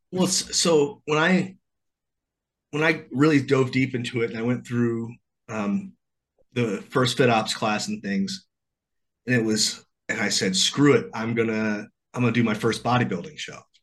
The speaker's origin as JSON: {"language": "English", "region": "central Illinois", "country": "United States", "said": "I'm from the Midwest. I'm from a town about this big in the middle of Illinois"}